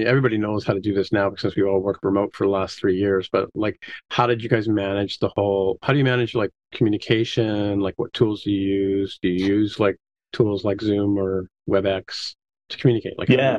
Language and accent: English; Canada; I'm Canadian